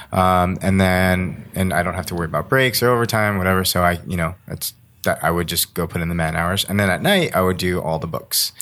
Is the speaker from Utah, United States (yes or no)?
no; Las Vegas, Nevada, United States; I grew up in Las Vegas, Nevada.